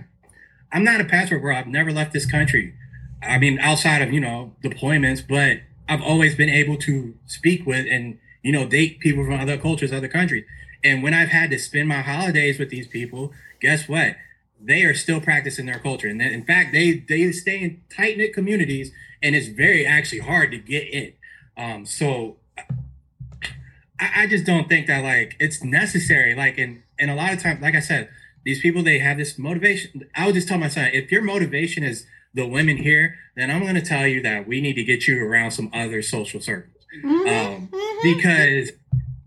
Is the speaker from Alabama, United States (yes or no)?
no; Fluvanna, Virginia, United States; I grew up in Fluvanna